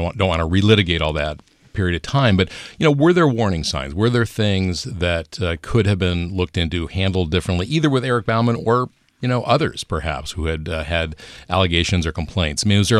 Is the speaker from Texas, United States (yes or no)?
no; Buffalo, New York, United States; now in California, United States; I was from Buffalo.